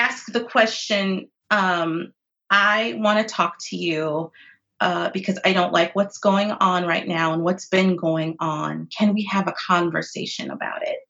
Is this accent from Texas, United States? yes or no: no; Phoenix, Arizona, United States; I grew up in Phoenix, Arizona